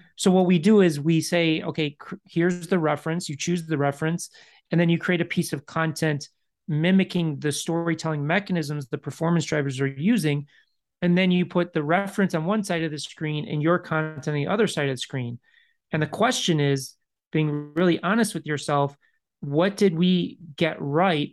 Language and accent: English; Chicago, Illinois, United States; moved away; I grew up in Chicago. I left Chicago